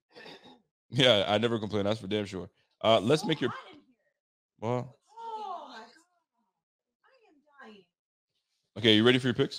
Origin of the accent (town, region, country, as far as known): Canada